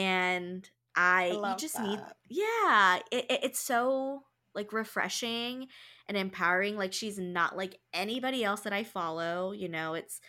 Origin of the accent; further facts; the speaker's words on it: Philippines; I'm Filipina.